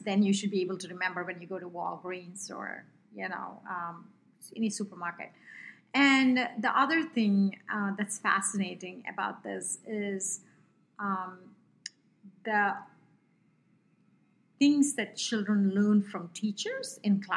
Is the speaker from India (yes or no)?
yes; India; accent: Indian; English is a second language; with my Indian accent